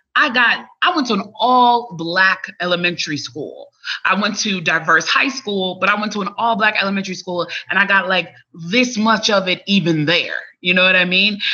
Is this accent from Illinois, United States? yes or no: yes; Chicago, Illinois, United States; moved away as an adult; now in Atlanta, United States; as a child, I grew up in Chicago